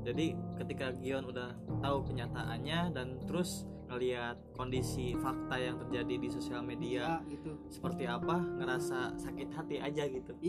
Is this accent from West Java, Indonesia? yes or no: yes; Cirebon, West Java, Indonesia; lu dari Lampung gue dari Cirebon sama-sama bukan orang pribumi